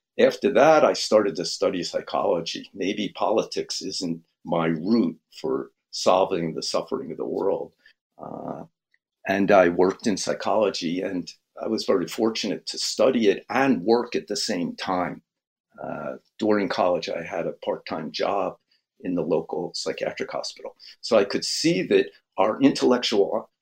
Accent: Philadelphia, Pennsylvania, United States; I grew up in Philadelphia with white kids, black kids, all the religions

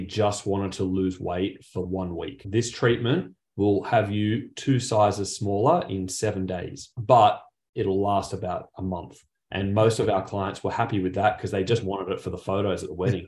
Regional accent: Penrith, New South Wales, Australia; I actually grew up, if anyone's familiar with Sydney, grew up back in the Riff, Penrith

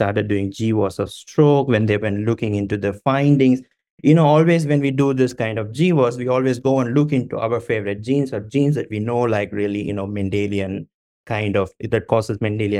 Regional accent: India; I'm from India

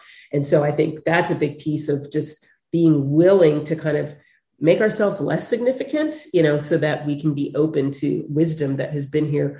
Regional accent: United States; Yes, I'm African American, but it's like, I'm Western, I'm American

